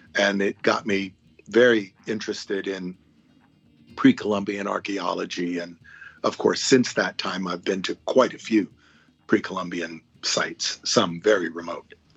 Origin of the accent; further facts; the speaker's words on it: Hawaii, United States; moved away; I'm a little kid who grew up in Hawaii